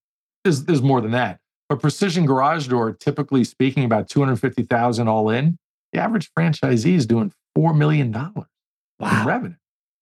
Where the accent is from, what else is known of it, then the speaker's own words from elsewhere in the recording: New York, United States; I learned and adapted because I was from New York. Accent is completely gone on purpose.